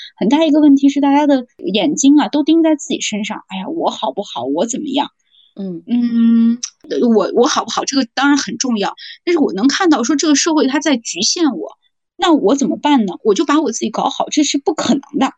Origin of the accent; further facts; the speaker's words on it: China; also born or lived in Xi'an; 我们中国人